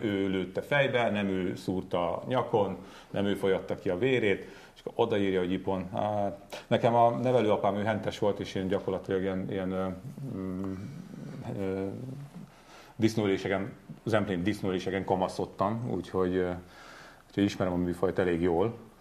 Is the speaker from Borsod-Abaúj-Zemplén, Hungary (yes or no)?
yes; Borsod-Abaúj-Zemplén, Hungary; also born or lived in Zugló, Budapest; egyszerű, de szerethető zemplégi honfitársaim, köztük én magam is